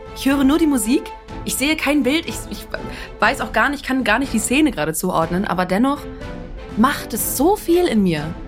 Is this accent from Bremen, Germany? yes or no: yes; Bremen, Germany; Meine Heimat Bremen tatsächlich. Ich bin sogar geboren oder aufgewachsen im Schnorr.